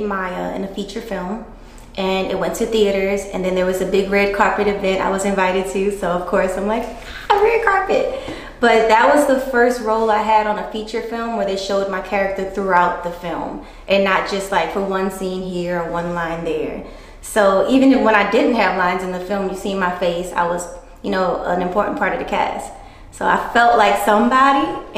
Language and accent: English; New Orleans, Louisiana, United States; I'm from NOLA. From New Orleans, Louisiana. East Beast